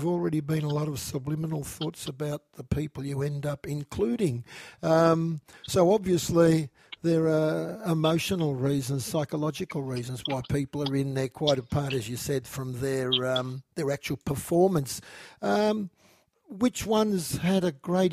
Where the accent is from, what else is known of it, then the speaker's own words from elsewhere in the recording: Warragul, Victoria, Australia; I grew up in Warrigal